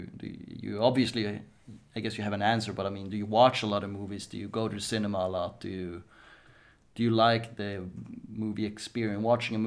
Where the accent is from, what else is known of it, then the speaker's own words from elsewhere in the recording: northern Småland, Sweden; Yeah, I'm from Småland, so from the north